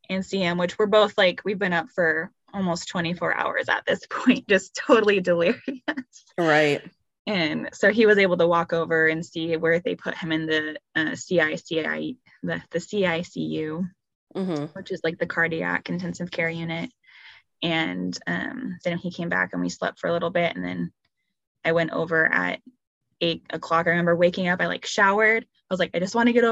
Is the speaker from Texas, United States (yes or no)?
no; Arizona, United States; now in Idaho Falls, United States; And we're from Arizona originally.